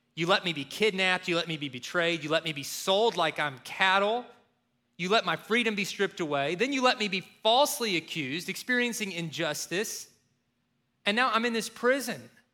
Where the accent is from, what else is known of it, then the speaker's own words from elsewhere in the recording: Kentucky, United States; growing up in Kentucky